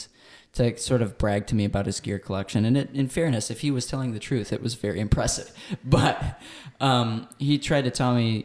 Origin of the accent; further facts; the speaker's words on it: Michigan, United States; I grew up in Michigan.